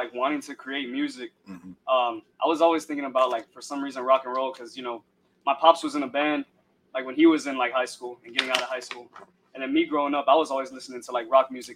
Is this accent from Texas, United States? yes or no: yes; San Antonio, Texas, United States; I'm from San Antonio, Texas.